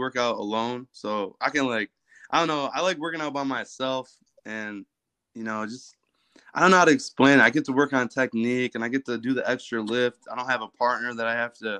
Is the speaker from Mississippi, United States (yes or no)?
no; Flint, Michigan, United States; I'm from Flint, Michigan